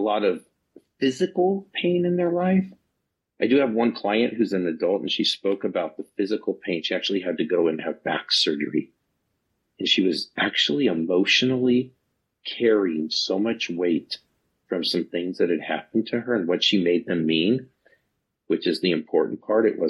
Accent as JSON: {"language": "English", "town": "Reno", "region": "Nevada", "country": "United States", "tie": "born or raised there", "also_born_or_lived": "Northern California", "said": "I grew up in Reno, Nevada, and Northern California"}